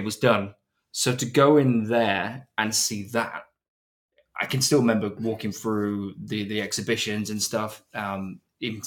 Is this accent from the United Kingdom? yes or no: yes; Nottingham, East Midlands, United Kingdom; moved away; also born or lived in Kent / Wirral; I was born in Nottingham, 15 years in Nottinghamshire.